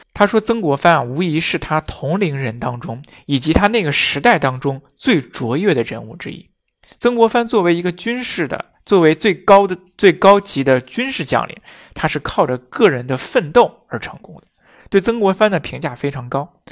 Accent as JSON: {"language": "Chinese", "country": "China", "said": "我们中国人的包袱啊非常重"}